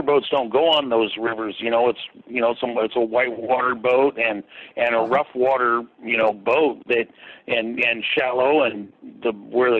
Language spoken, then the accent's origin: English; Redding, California, United States; I was born in Redding, California, and I've lived here my whole life.